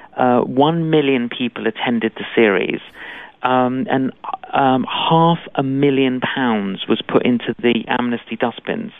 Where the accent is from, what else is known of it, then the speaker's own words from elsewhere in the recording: London, United Kingdom; Both my parents were Greek Cypriot, I, and uh, but I grew up in London